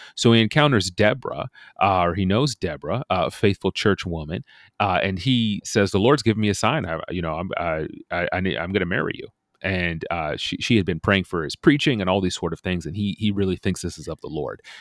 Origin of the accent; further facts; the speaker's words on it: United States; as American pastors